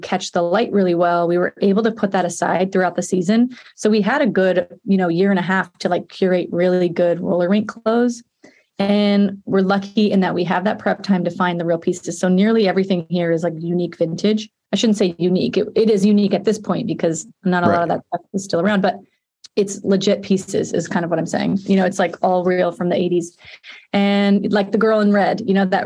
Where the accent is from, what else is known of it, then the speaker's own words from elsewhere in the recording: Murrieta, California, United States; I'm from Marietta, California, which is sort of, you know, within Riverside County